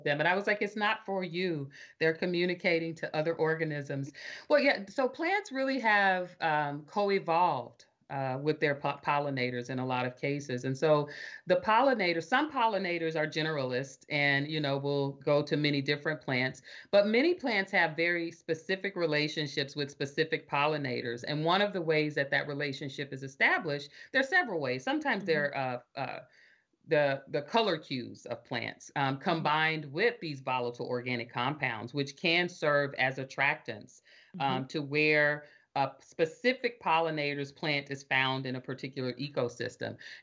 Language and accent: English; Arkansas, United States; I'm from Arkansas. I can recognize the Southern accent of my relatives